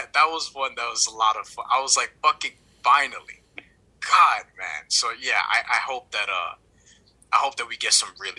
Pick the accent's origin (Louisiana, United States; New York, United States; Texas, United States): New York, United States; I'm from New York where he's from